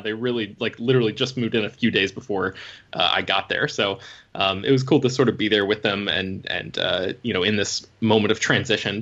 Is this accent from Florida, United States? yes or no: yes; Florida, United States; moved away; I grew up in Florida